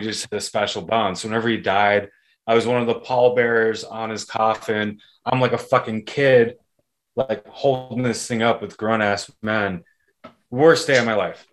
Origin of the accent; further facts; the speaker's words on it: Ireland; also born or lived in Arizona, United States; now in Washington, D.C. area, United States; I was born in Ireland and I moved to the States in 96